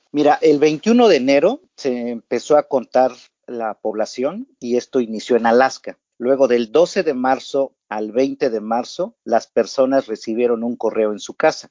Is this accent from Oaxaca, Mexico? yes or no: yes; Oaxaca, Mexico; moved away; yo soy de Oaxaca, México